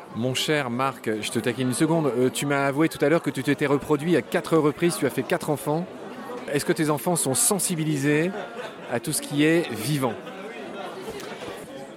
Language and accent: French; Lorraine, Grand Est, France; je suis lorrain